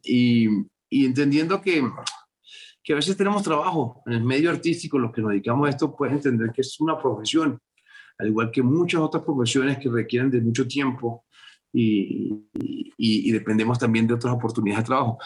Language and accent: Spanish; Venezuela; moved away as an adult; now in Bogotá, Colombia; Salí de Venezuela hace 25 años y hace como 12 que no, que no vuelvo a, Venezuela